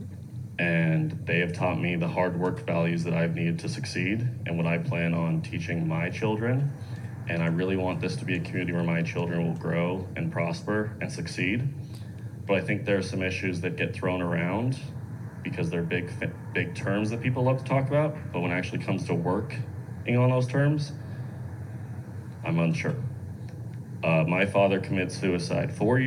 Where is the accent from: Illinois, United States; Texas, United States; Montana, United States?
Montana, United States; Billings; I was born and raised here in Billings